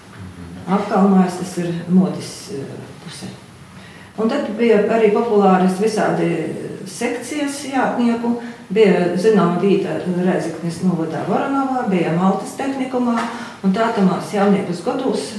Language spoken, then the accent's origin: Latvian; Latvia; Esmu dzimusi tepat Latvijā